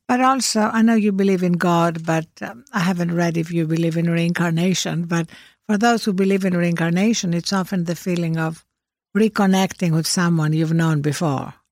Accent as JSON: {"language": "English", "country": "Greece", "tie": "born or raised there", "moved": "yes", "said": "the ancient philosophers that I was brought up with in Greece"}